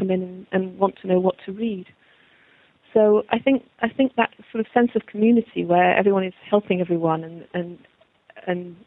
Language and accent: English; Manchester, North West England, United Kingdom; when I was growing up in Manchester